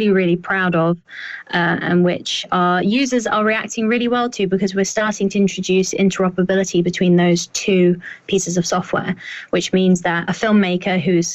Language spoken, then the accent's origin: English; United Kingdom; I sound even more like that as a Brit